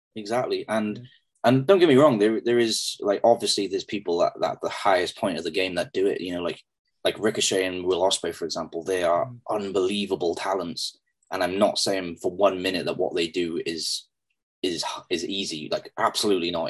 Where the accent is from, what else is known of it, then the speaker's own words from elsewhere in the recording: Pembroke, Wales, United Kingdom; i'm going to be working in front of my hometown